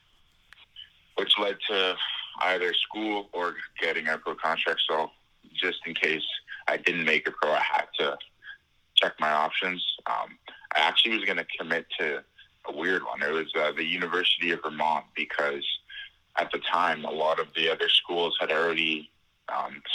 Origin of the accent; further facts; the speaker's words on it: Ottawa, Ontario, Canada; I'm from Ottawa, Ontario in Canada